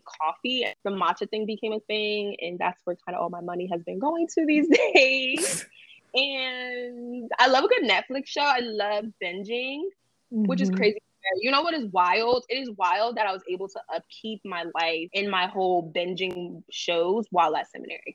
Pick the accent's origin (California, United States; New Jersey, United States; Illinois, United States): New Jersey, United States; also born or lived in Jamaica; now in East Harlem, New York, United States; I am from New Jersey.